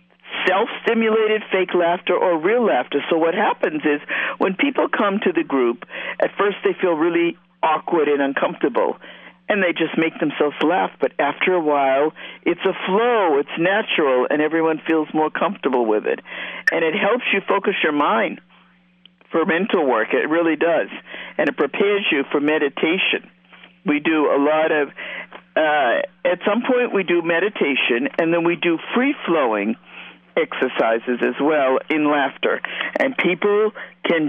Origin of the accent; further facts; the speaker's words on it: Boston, Massachusetts, United States; now in West Palm Beach, United States; I'm from Boston.